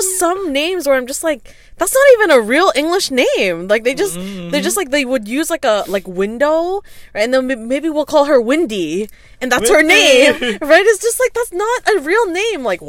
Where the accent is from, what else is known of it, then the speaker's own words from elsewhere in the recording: Vancouver, British Columbia, Canada; a lot of Vietnamese, like born and raised here, like me